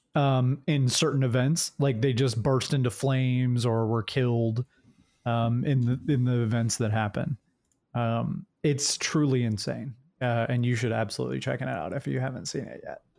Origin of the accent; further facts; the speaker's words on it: Jacksonville, Florida, United States; moved away; I was born right near Jacksonville. Uh, I grew up in Jacksonville